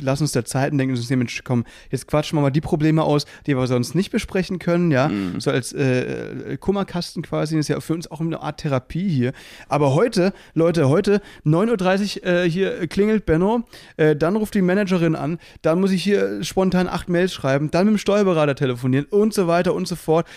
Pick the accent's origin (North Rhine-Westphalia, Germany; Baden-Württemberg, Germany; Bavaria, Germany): Baden-Württemberg, Germany; Müllheim; moved away; es war eine Kleinstadt, so 20.000 äh, Einwohner im Müllheim, ne? zwischen Freiburg und Basel